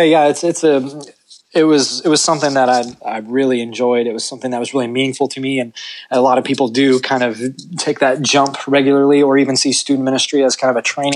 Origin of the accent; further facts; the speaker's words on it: Ohio, United States; also born or lived in Kentucky; now in Texas, United States; I'm from Ohio originally, and I've been in Texas since 2009